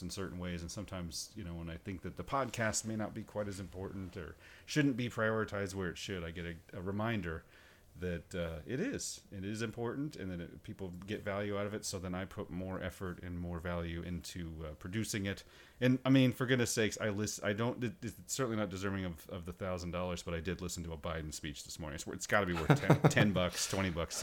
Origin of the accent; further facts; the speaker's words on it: Washington, United States; moved away; my home state of Washington